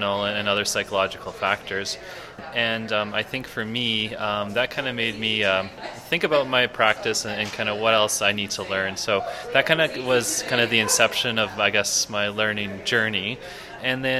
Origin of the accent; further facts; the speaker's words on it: Edmonton, Alberta, Canada; I reside, or I'm from Edmonton, Alberta